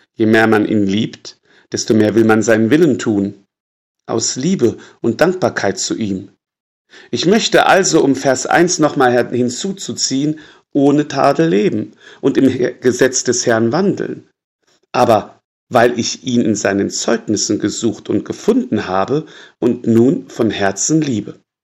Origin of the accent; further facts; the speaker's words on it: Würzburg, Bavaria, Germany; bei uns in Würzburg